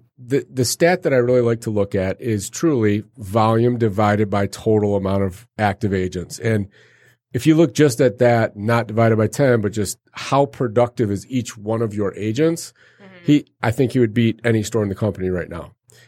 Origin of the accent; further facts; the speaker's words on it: Arizona, United States; I grew up in Arizona.